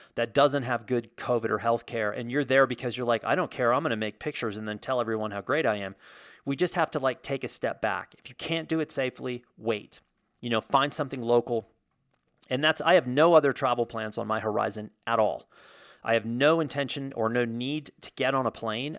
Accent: United States; growing up in America as an American kid

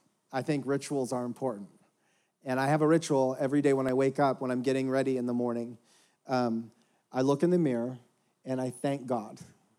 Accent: Houston, Texas, United States; For the rest of you, I'm from Houston, Texas, the birthplace of Third Coast Hip Hop and Original Barbecue.

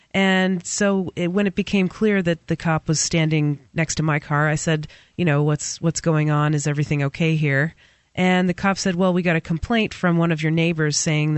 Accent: New Hampshire, United States; I happen to be born in New Hampshire, so I'm a New Hampshirean. And I'm an American.

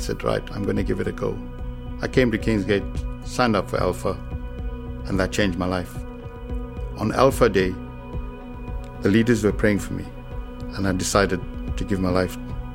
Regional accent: South Africa; moved away as an adult; now in United Kingdom; I grew up in South Africa

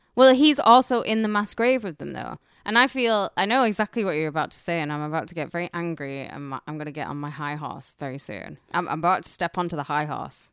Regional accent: United Kingdom; now in United States; I'm British

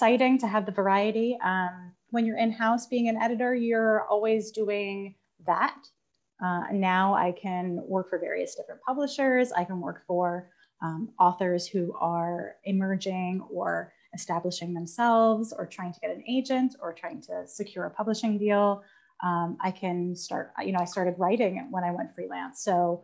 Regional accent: Long Island, New York, United States; I'm not from Boston. I'm from Long Island, New York, which has our own very wonderful accent

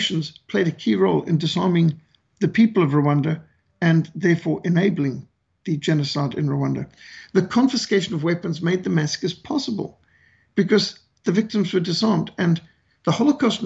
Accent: Bulawayo, Zimbabwe; I was raised in Rhodesia, what today is communist Zimbabwe.

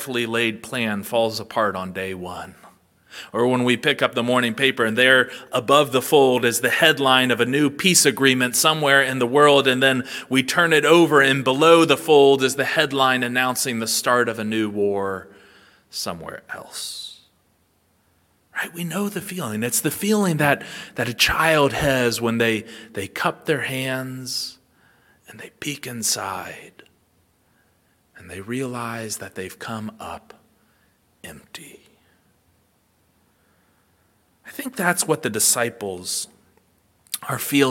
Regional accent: Ohio, United States; now in South Georgia, United States; Growing up in Ohio

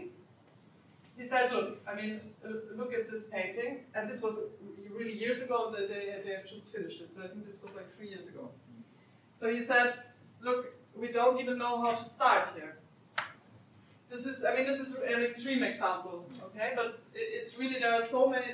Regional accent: Austria; English is a second language; moved away; I'm originally from Austria

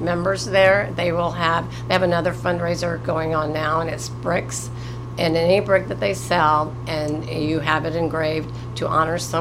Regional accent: Morrilton, Arkansas, United States; I was born and raised here in Morrilton, and I still have family members here

